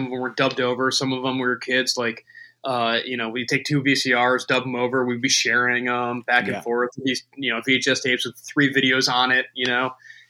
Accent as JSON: {"language": "English", "town": "Cincinnati", "region": "Ohio", "country": "United States", "tie": "born or raised there", "also_born_or_lived": "Buffalo, New York", "said": "I'm from Buffalo, New York originally, but okay. I've been in Cincinnati most of my life. I moved here when I was 9"}